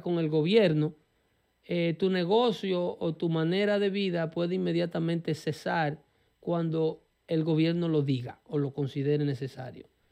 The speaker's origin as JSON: {"language": "Spanish", "country": "Dominican Republic", "moved": "yes", "lives_now": "United States", "said": "nuestra República Dominicana, de donde soy yo"}